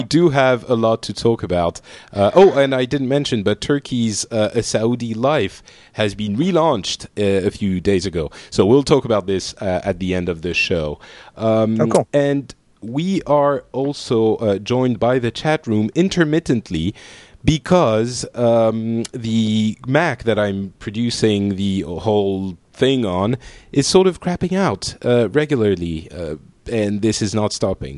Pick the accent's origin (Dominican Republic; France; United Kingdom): France; I am from France.